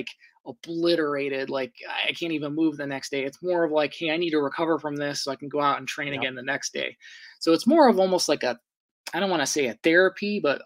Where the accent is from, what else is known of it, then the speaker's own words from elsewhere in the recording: Ohio, United States; I live in an area, I'm from Ohio